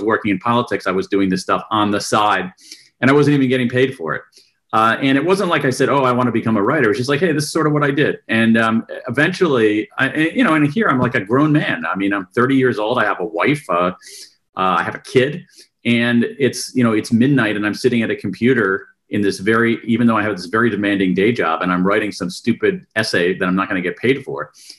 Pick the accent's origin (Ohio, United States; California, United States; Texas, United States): Ohio, United States; Columbus; moved away as an adult; also born or lived in Wilmington, Delaware; I was actually born in Wilmington, Delaware, home of Joe Biden. But I grew up in Columbus, Ohio.